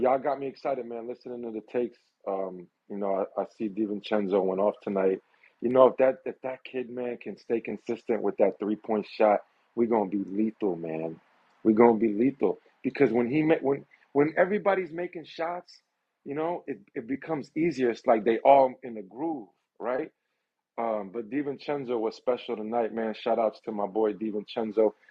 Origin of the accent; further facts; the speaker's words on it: New York City, New York, United States; New York, I'm from Brooklyn. I was born in Coney Island Hospital, right? And I lived in Canarsie, I lived in Sunset Park